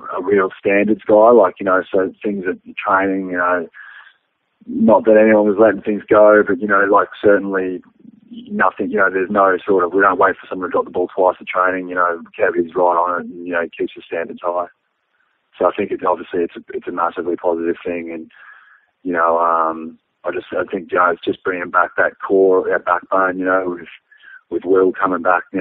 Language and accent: English; Australia; also born or lived in London / Ireland; I'm Australian as it comes